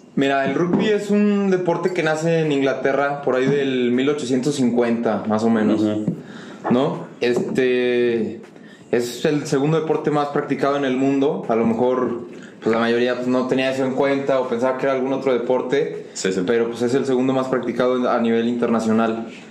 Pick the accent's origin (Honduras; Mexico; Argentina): Mexico